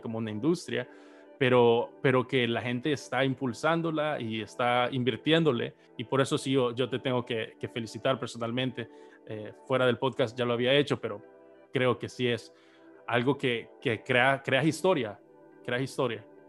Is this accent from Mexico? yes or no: no; El Salvador; como salvadoreños